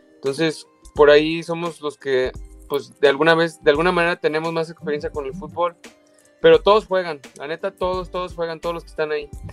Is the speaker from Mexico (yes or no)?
yes; Mexico; moved away as an adult; also born or lived in London, United Kingdom; yo soy mexicano